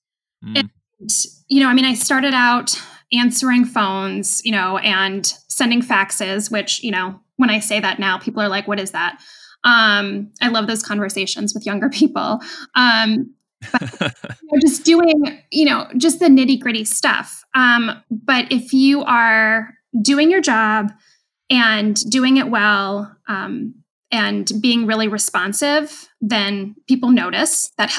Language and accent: English; New England, United States; And I mean, I grew up in New England. I understand the stock exchange. It was a lot closer to home.